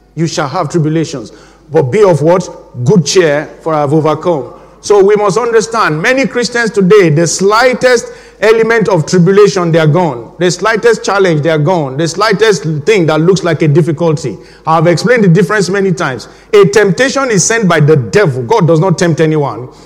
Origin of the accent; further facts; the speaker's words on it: Nigeria; now in England, United Kingdom; my home country, Nigeria